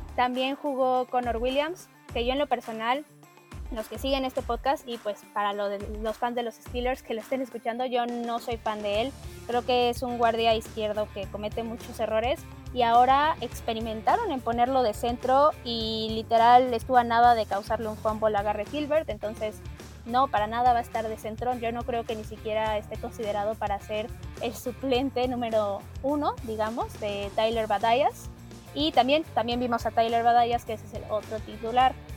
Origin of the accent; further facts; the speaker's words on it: Mexico; somos mexicanos